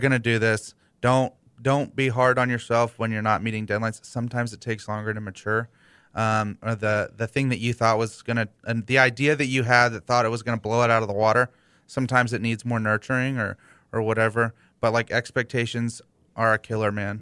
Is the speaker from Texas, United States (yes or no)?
yes; Houston, Texas, United States; I grew up in West U.